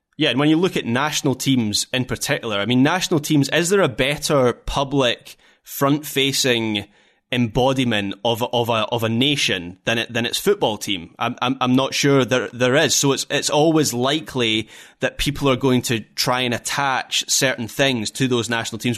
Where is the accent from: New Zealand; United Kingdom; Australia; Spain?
United Kingdom; Scotland; as a Scottish football fan